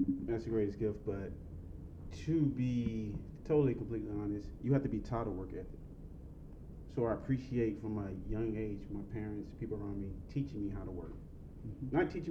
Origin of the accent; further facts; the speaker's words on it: South Georgia, United States; I'm from South Georgia